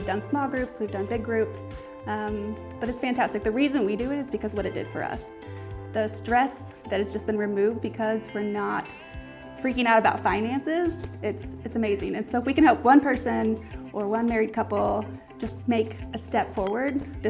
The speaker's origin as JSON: {"language": "English", "town": "Milford", "region": "Massachusetts", "country": "United States", "said": "we're from Milford, Massachusetts."}